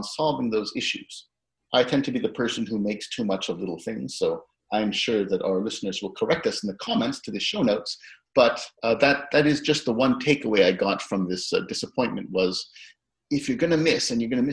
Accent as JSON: {"language": "English", "country": "Canada", "said": "Being Canadian"}